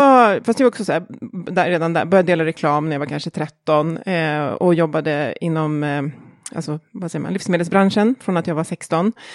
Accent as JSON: {"language": "Swedish", "town": "Jakobsberg", "region": "Stockholm County", "country": "Sweden", "tie": "born or raised there", "also_born_or_lived": "Australia / Åre", "said": "jag är uppväxt i Jakobsberg"}